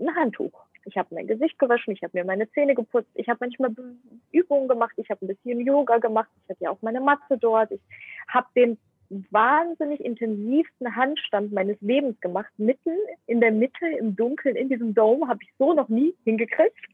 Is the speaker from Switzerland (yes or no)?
no; Ukraine; also born or lived in Germany; now in Indonesia; Ich bin aber in der Ukraine geboren und ich spreche auch Bahasa und ich spreche aber auch Englisch